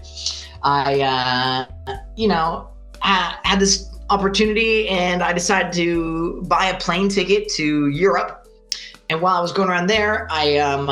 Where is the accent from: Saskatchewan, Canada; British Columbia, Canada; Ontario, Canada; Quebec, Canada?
Ontario, Canada; Greater Toronto area, Southern; moved away as an adult; also born or lived in Yukon; now in Italy; I'm actually Canadian. I come from Southern Ontario, the Greater Toronto area.